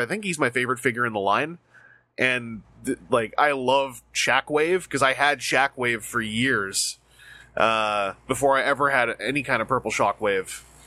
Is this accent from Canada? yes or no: yes; Canada; as a Canadian